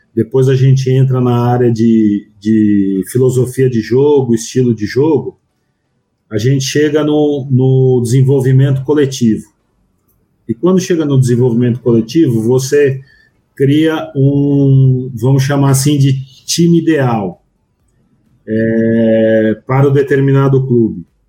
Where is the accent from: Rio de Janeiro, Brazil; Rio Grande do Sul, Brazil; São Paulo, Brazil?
São Paulo, Brazil; eu sou de São Paulo